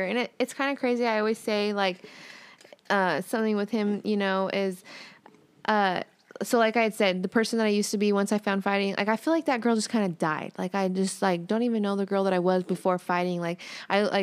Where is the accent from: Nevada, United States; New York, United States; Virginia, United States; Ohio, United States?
Nevada, United States; Las Vegas; I got this team here in my hometown, so I'm a Golden Knights fan